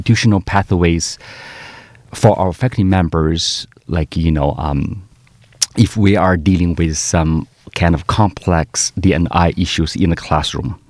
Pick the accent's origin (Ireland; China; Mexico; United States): China; Northeast China; moved away as an adult; also born or lived in Canada; now in Melbourne, Australia; my hometown is really cold